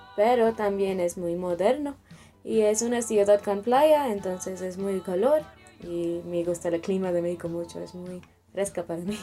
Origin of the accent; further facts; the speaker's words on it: Chennai, Tamil Nadu, India; Spanish is a second language; Yo vivo en el sur de India, en un estado se llama Tamil Nadu. Yo vivo en la capital de estado, se llama Chennai